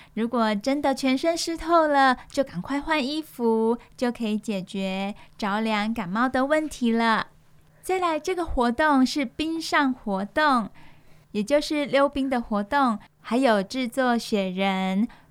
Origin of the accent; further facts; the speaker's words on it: Taiwan; 有可能我们台湾人没有尝试过